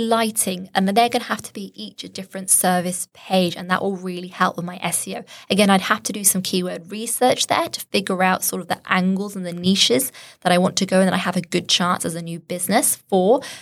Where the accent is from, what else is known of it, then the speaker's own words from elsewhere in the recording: Shropshire, West Midlands, United Kingdom; I'm from Shropshire